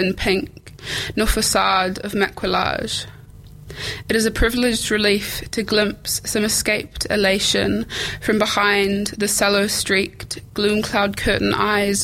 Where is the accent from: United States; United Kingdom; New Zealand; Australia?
New Zealand; a Pākehā girl growing up in New Zealand